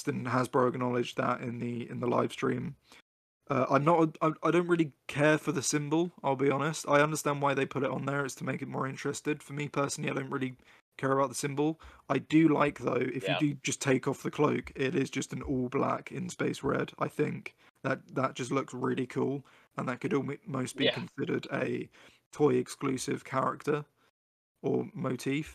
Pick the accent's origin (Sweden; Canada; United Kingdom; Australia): United Kingdom; me being a Brit